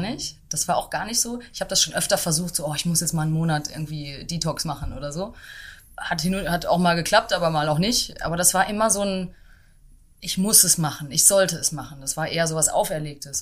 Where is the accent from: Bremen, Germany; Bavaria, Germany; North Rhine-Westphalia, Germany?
North Rhine-Westphalia, Germany; Dortmund; moved away as an adult; also born or lived in London / Berlin; Ich komme aus Dortmund und habe da auch ja bis zum Ende der Schule quasi bin ich da aufgewachsen